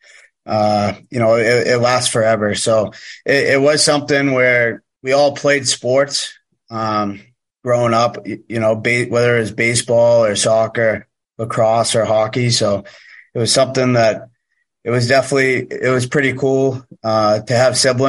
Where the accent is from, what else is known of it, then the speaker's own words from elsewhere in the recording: Weymouth, Massachusetts, United States; moved away; I'm from just south of Boston in Massachusetts, Weymouth, Massachusetts.